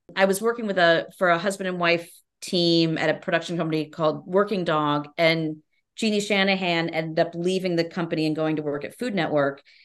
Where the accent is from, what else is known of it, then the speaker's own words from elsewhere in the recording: Albany, New York, United States; I'm from New York State, but from Albany upstate, which is much different than the city